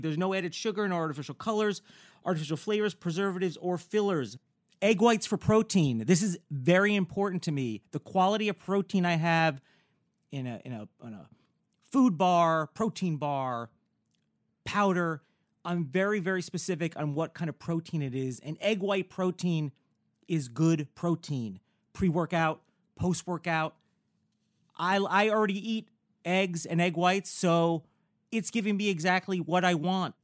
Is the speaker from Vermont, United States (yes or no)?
no; Newburgh, New York, United States; also born or lived in Bergen County, New Jersey; now in Los Angeles, United States; I'm I'm from New Jersey mm-hmm. originally, mm-hmm. you know, the Bergen County yeah. areas, you know. And then, you know, uh, at a pretty young, like 10 or whatever, I moved with my family to the Orange County area, which yeah. is Newburgh